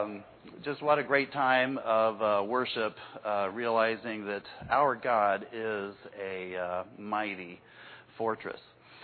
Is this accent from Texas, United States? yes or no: yes; Texas, United States; I don't sound like I'm from Texas anymore.